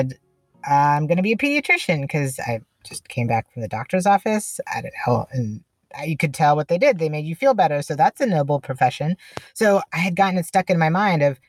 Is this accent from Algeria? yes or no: no; India; now in United States; I was born in India and how I came to the U.S.